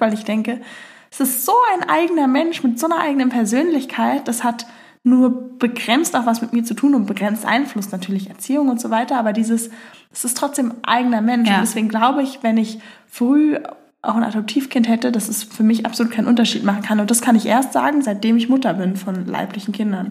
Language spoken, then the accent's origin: German; Berlin, Germany; Ich komme aus äh, Berlin